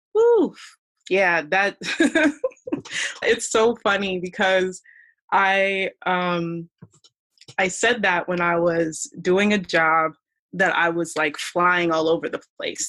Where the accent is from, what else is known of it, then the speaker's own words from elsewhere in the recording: Columbia, Maryland, United States; I was born in the States uh, grew up in Columbia, Maryland